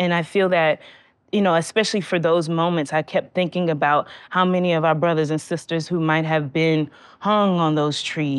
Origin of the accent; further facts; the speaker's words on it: Georgia, United States; And I was born in Georgia.